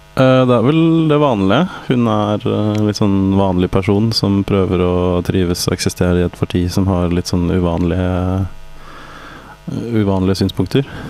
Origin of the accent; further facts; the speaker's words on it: Norway; Vi er fra Norge